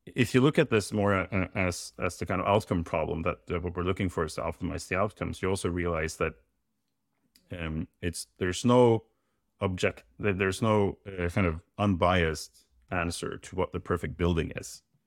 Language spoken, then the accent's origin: English; Norway; I'm from Norway.